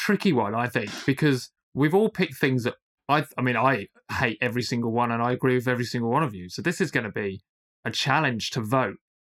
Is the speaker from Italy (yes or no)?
no; United Kingdom; And as British, all of us are British, I assume.